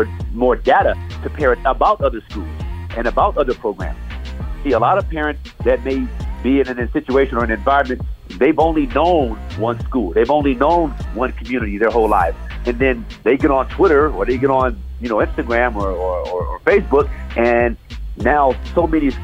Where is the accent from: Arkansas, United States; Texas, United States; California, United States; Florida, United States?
California, United States; Los Angeles; I lived on 7th Avenue Vernon, grew up there, went to Crenshaw